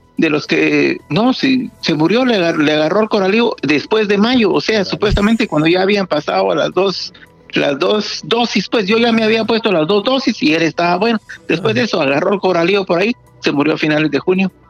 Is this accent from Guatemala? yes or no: yes; Guatemala; now in United States; nosotros crecimos en Guatemala